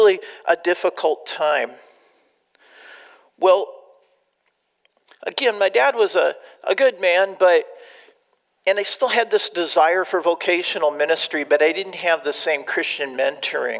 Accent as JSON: {"language": "English", "region": "Southern California", "country": "United States", "tie": "born or raised there", "also_born_or_lived": "Austin, Texas / Albuquerque, New Mexico", "moved": "as an adult", "lives_now": "Illinois, United States", "said": "I grew up in Southern California"}